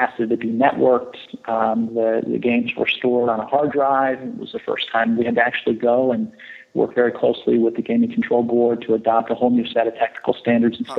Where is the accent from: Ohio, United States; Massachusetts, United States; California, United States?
California, United States; San Francisco; I grew up in the Bay Area in San Francisco, but then spent most of my vacations and summers in Las Vegas.